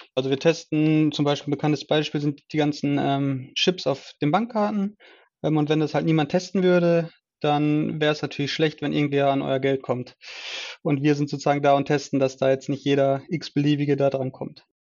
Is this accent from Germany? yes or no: yes; Essen, North Rhine-Westphalia, Germany; Ich komme aus Essen war schon immer ein Essener und bin auch immer noch ein Essener.